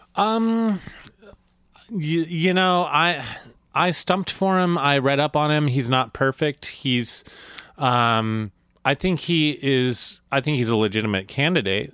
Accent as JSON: {"language": "English", "town": "Topeka", "region": "Kansas", "country": "United States", "tie": "born or raised there", "also_born_or_lived": "Missoula, Montana / Lawrence, Kansas", "moved": "as an adult", "said": "I grew up in Topeka, Kansas"}